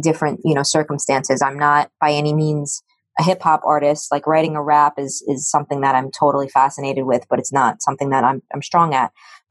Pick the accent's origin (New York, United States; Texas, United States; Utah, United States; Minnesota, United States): New York, United States; New York City; I grew up in the Bronx